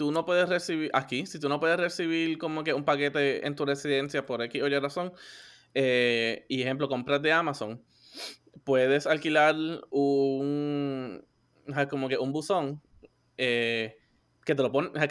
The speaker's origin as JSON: {"language": "Spanish", "country": "Puerto Rico", "said": "La edad de esto, pues aquí todos somos boricuas, todo el mundo sabe lo"}